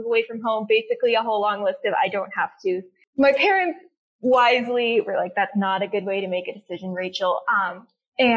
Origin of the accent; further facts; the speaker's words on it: Blacksburg, Virginia, United States; I am from Blacksburg, Virginia, so a little bit south of Lydia.